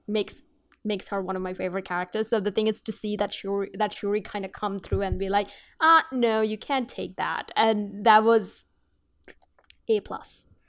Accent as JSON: {"language": "English", "country": "Bangladesh", "moved": "yes", "said": "I come from Bangladesh, so I have to deal, I have, I'm actually a person of two worlds"}